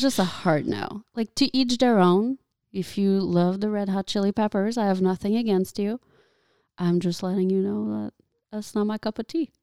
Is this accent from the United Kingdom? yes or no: no; Quebec, Canada; first language French; English is a second language; now in United States; I'm not French, French. I'm French Canadian